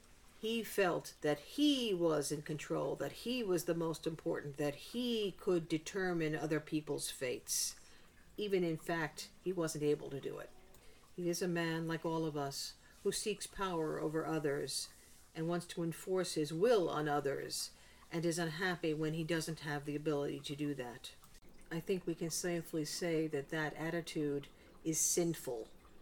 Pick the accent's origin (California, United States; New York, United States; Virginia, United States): New York, United States; New York City; When I was growing up in the Bronx, I lived in two buildings kind of like that.